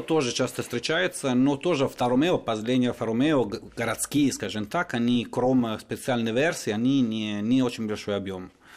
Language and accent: Russian; Turin, Piedmont, Italy; Russian is a second language; moved away as an adult; now in Moscow, Russia; я из Турина, в принципе, это четвертый город в Италии